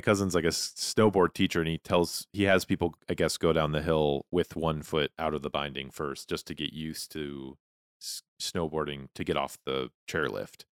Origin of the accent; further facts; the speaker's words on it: Montana, United States; growing up in Montana